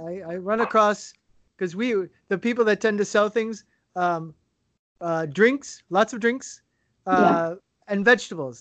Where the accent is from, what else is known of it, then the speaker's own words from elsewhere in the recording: United States; moved away as an adult; I haven't lived in the U.S. now for six years